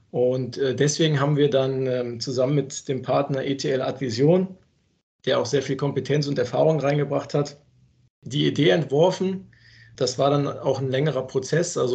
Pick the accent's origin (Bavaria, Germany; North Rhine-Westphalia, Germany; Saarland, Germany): North Rhine-Westphalia, Germany; Cologne; Ja, und für mich als Kölner ist die FIBO äh, die Hausmesse.